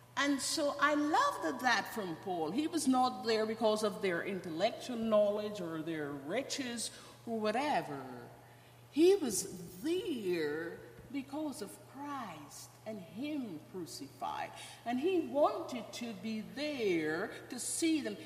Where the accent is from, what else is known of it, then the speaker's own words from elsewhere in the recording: Georgetown, Guyana; moved away; also born or lived in Ogle Estate, Guyana; I am from Guyana. I was born in a little town in Guyana. It's called Ogle Estate